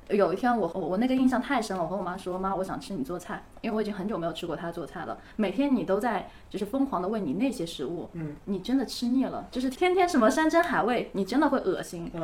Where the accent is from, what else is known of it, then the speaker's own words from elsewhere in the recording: Hangzhou, Zhejiang, China; 因为我杭州人嘛